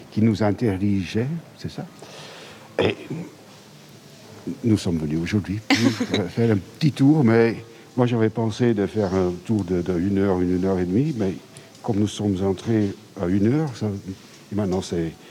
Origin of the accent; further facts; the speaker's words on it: Bruges, Flanders, Belgium; nous venons de Bruges